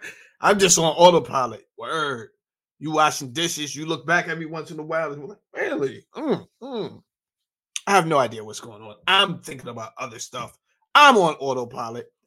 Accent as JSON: {"language": "English", "region": "New York", "country": "United States", "tie": "born or raised there", "said": "I grew up in New York"}